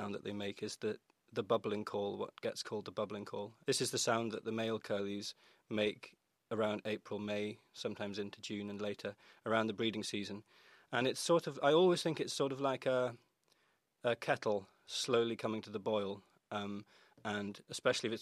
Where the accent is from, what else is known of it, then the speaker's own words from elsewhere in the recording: Orkney, Scotland, United Kingdom; I grew up in Orkney, and just completely by accident almost, I was born and raised in this place